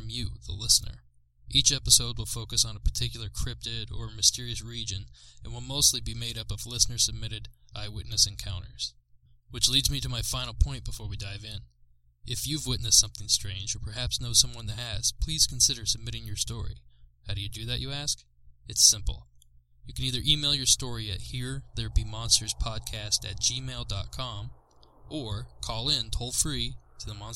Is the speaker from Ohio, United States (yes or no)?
yes; Southeast Ohio, United States; I grew up in Southeast Ohio, a rural, hilly, wooded area, far from many major cities